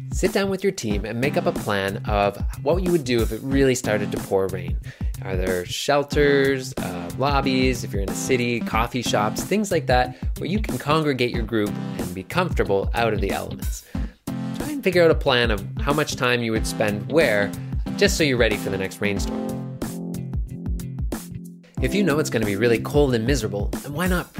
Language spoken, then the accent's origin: English; Nova Scotia, Canada